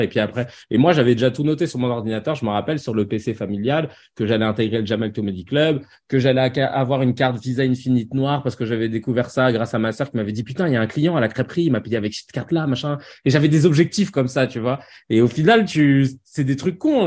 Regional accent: Paris, Île-de-France, France; j'ai grandi à Paris

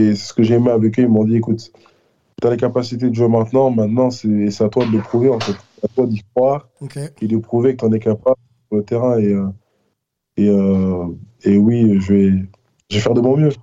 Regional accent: France; now in United States; je suis français

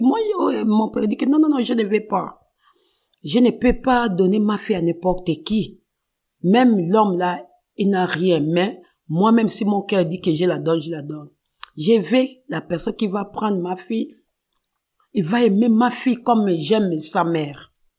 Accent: Kinshasa, DR Congo; moved away; moi, je suis née à Kinshasa, RDC. Je suis grandi à Kinshasa.

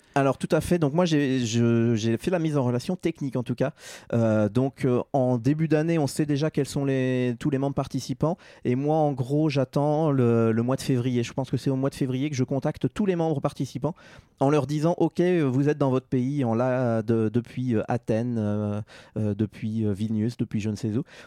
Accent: Normandy, France; moved away as an adult; also born or lived in Paris, France; now in Geneva, Switzerland; je suis un Normand d'origine, donc je suis français, né en Normandie

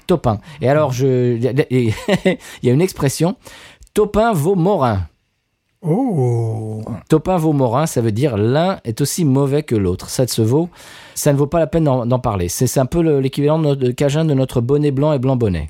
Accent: near Marne-la-Vallée, Île-de-France, France; now in United States; j'ai grandi à Net sur marne qui est à côté de Marne-la-Vallée

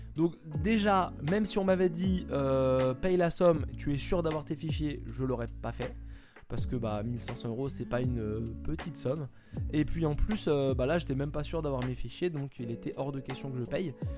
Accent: France; Moi je suis français

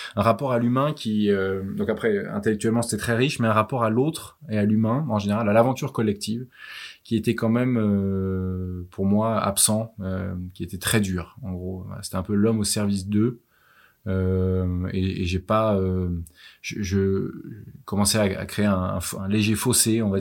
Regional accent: Versailles, Île-de-France, France; also born or lived in Lille; J'ai grandi à Versailles

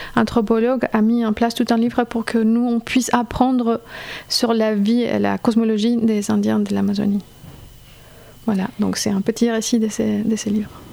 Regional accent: Colombia; French is a second language; moved away as an adult; now in Strasbourg, France; je viens de Colombie, je fais mes études à Strasbourg

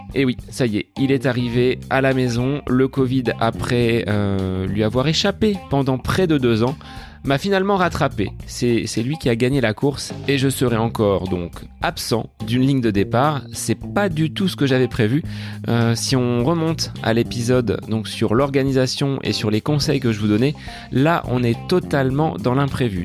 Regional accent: Bonneval, Centre-Val de Loire, France; dans la commune de Bonneval, mon village natal

